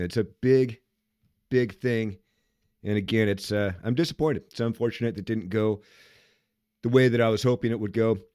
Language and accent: English; Seattle, Washington, United States; I'm from Seattle